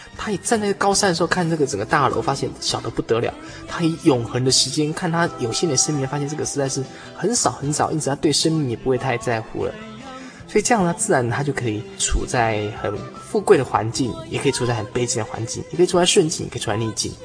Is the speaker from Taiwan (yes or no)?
yes; near Datong Mountain, New Taipei, Taiwan; 大同山，这是我故乡旁边的一座小山